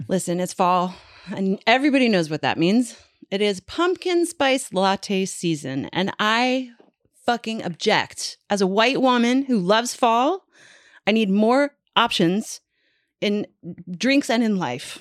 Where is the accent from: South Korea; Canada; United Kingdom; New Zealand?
Canada; I'm Canadian.